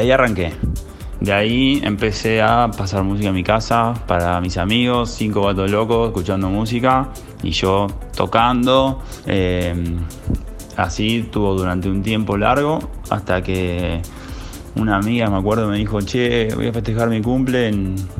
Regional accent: Buenos Aires, Argentina; Soy de Buenos Aires, capital federal, del barrio de Colegiales, para ser más preciso.

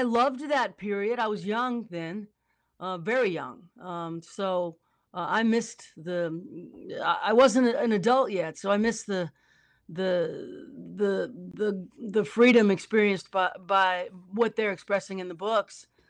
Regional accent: New Orleans, Louisiana, United States; I'm from New Orleans, so I watch storms

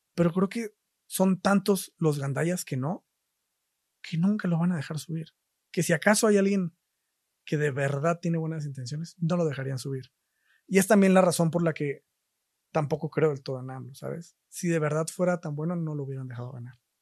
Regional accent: Isthmus of Oaxaca, Mexico; moved away; yo soy de Oaxaca, del istmo de Oaxaca, concretamente, que es la región esta más angosta del país.

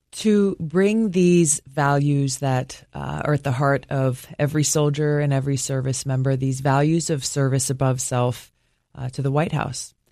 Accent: Hawaii, United States; growing up in Hawaii

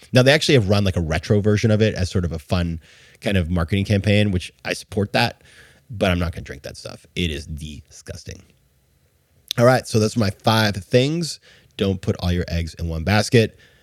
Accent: New York, United States; As a New Yorker

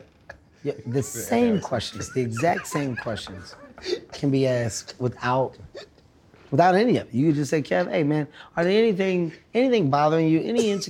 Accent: Philadelphia, Pennsylvania, United States; I'm from Philly.

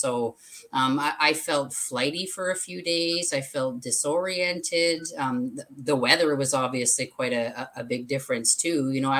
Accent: Alberta, Canada; now in Vancouver Island, Canada; I came from Alberta to Vancouver Island about 10 years ago. So from the mountains to the water.

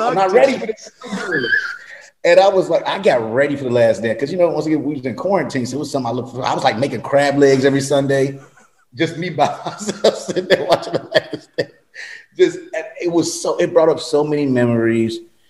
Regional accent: Chicago, Illinois, United States; Yeah, I'm from Chicago.

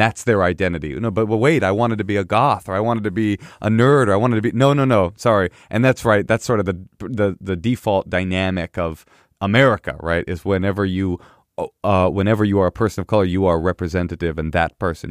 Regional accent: Oakland, California, United States; growing up in Oakland, the cool kids were all black.

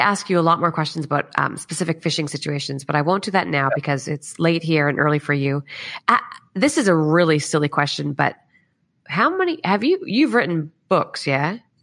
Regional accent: Canada; now in Australia; I'm obviously Canadian and we were just back in Canada December, January.

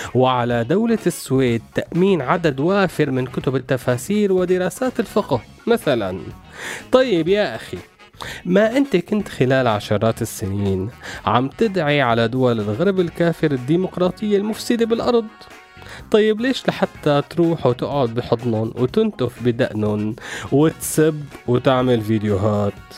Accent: Syria; إحساسنا كسوريين

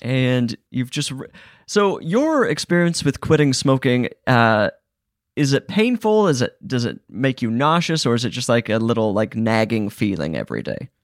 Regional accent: Utah, United States; I'm from Utah

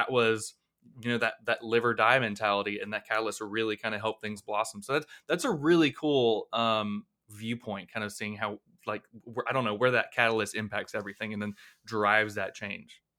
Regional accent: Blountstown, Florida, United States; my hometown of Bluntstown

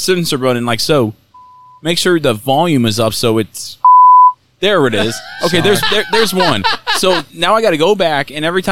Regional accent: South Carolina, United States; I'm from South Carolina

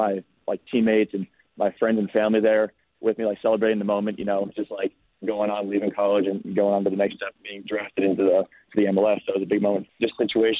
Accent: Chicago, Illinois, United States; now in Cincinnati, United States; I grew up in Chicago.

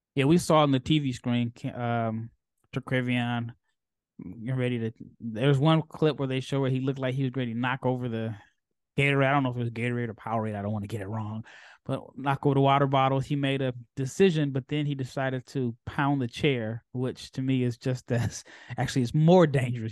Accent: Omaha, Nebraska, United States; now in Texas, United States; I'm from Omaha, so even though I live in Texas

